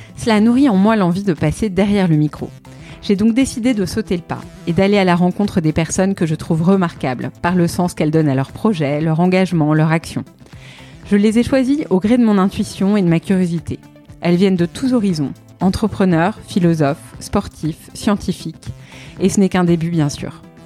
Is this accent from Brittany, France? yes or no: no; Paris, Île-de-France, France; je suis parisienne